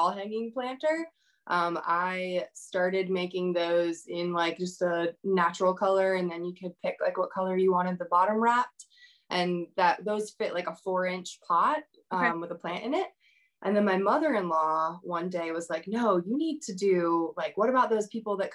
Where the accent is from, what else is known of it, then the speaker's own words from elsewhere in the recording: Northern Virginia, United States; also born or lived in Wilmington, North Carolina; now in Raleigh, United States; I'm local to Raleigh now, but I'm originally from Northern Virginia.